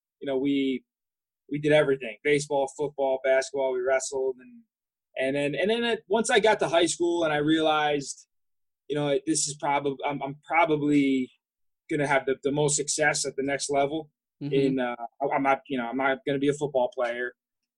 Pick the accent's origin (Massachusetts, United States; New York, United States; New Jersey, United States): New Jersey, United States; I was involved in my rec program in my hometown.